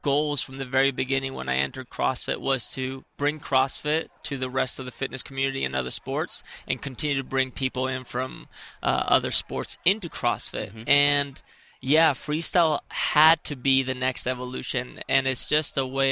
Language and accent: English; Spain; growing up in Spain and being a gymnast